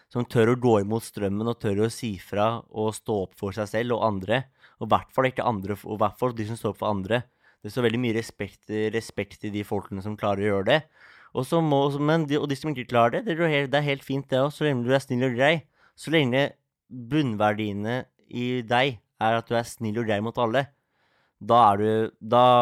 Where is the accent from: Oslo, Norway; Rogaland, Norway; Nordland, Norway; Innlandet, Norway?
Oslo, Norway; Og det er vi er fra Oslo, så det er liksom hjemmebane, da.